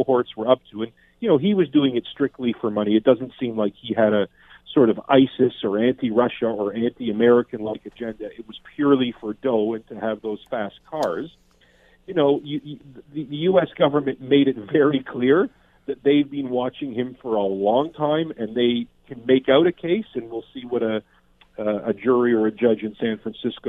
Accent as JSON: {"language": "English", "country": "Canada", "said": "a Canadian criminal defense lawyer"}